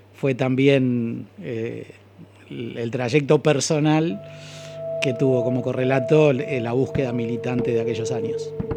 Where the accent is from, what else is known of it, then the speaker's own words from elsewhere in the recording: Buenos Aires, Argentina; also born or lived in Lanús; yo estudié en el barrio de Saavedra, de donde soy oriundo, el barrio de Goyeneche y Platense